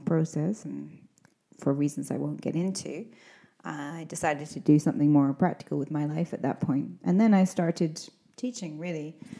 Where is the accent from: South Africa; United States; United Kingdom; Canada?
United Kingdom; Scotland; now in Spain; I'm an English teacher from Scotland